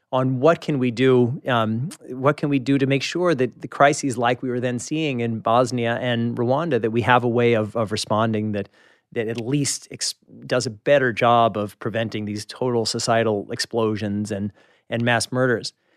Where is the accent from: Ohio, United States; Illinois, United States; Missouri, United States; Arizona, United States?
Missouri, United States; Kansas City; moved away; I'm from Kansas City